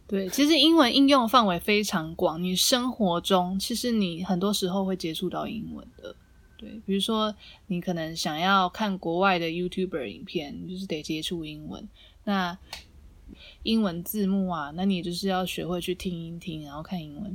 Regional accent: southern Taiwan, Taiwan; 因为我是南部人

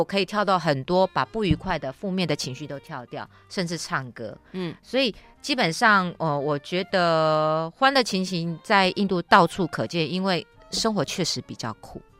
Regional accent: Taiwan; moved away as an adult; also born or lived in India; now in Delhi, India; 站在我们台湾人的角度

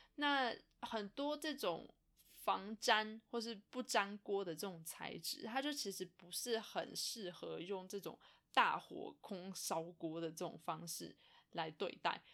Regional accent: Taiwan; moved away; 我以前住在台湾的的时候

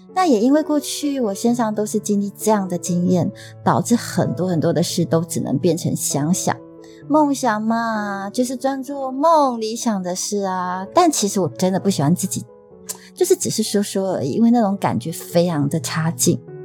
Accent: Taiwan; accent: Taiwanese Mandarin; 我偶尔不标准的台湾国语

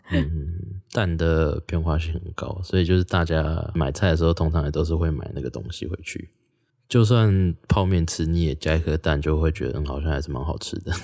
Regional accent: former Taichung County, Taiwan; 我自己是旧台中县长大的

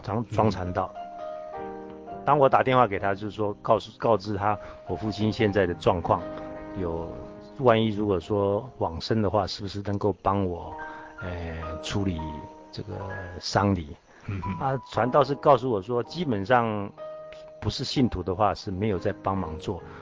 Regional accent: Taiwan; 我是从大陆来的，在台湾生的

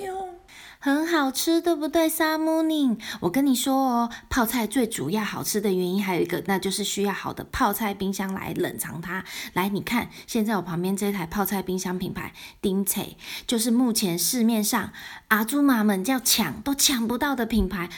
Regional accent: Taiwan; 跟我们台湾人常说的，耳根子很软

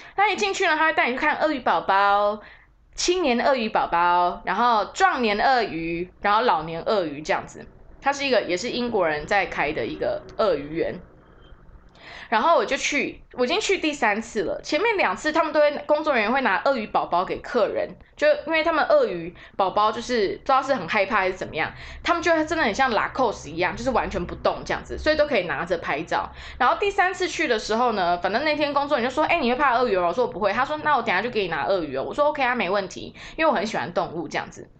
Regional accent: Taiwan; 我就身为台湾人哈

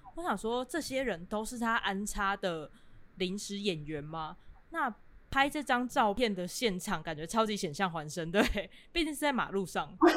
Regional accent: Kaohsiung, Taiwan; 因为我是高雄人嘛

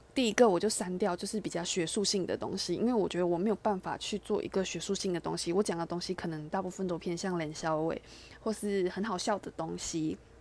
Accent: Malaysia; moved away as an adult; now in Taiwan; 因为我本身是马来西亚人，所以我其实在马来西亚，呃，我，我高中以前都在马来西亚生活

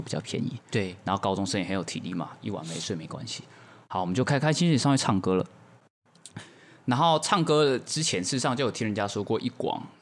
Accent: Taichung, Taiwan; 我是一个台中人

